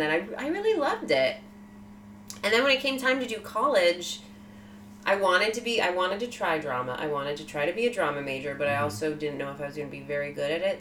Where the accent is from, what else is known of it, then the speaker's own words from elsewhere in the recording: Sacramento, California, United States; I was born in Sacramento, California.